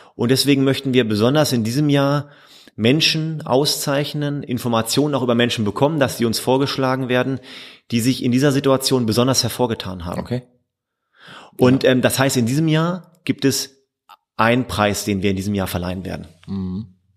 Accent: Hildesheim, Lower Saxony, Germany; also born or lived in Münsterland / Rhineland; now in Mülheim, Germany; Ich komme ursprünglich aus der Nähe von Hannover, aus ah. Hildesheim

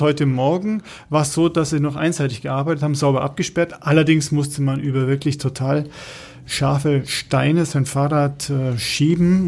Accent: Germany; als äh, Deutscher

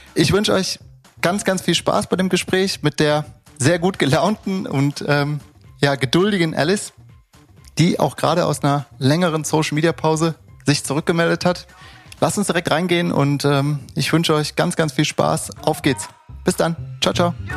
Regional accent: Cologne, North Rhine-Westphalia, Germany; dass ich auch äh, südstadt bin und auch aus Köln komme

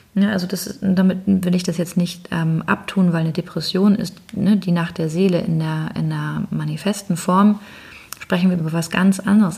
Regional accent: Northern Germany, Germany; ich bin jetzt als Norddeutsche

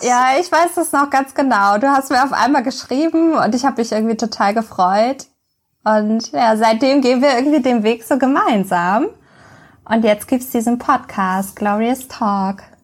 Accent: Hamburg, Germany; Also ich bin geboren und aufgewachsen in Hamburg und ich lebe hier auch noch an der schönen Elbe.

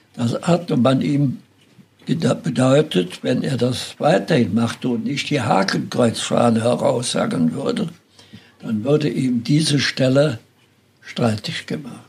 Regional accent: Schönau, North Rhine-Westphalia, Germany; ich äh, geboren und groß geworden bin in der Nordeifel, in einem Tal der oberen Erb, mhm. Erft. Und der Ort hieß Schönau. Der liegt hinter Münstereifel

